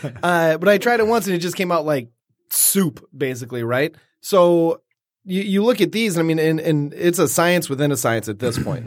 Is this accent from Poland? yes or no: no; Detroit, Michigan, United States; I grew up right in downtown Detroit